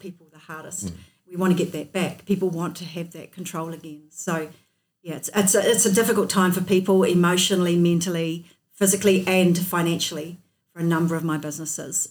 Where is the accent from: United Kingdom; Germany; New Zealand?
New Zealand; North Otago; also born or lived in Dunedin; I was born in North Otago and I've lived here most of my life